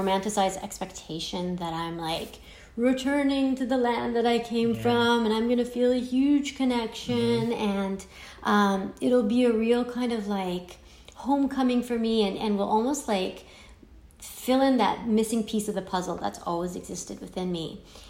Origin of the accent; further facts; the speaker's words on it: Iran; born there; I mean, I was born in Iran, you were born in the US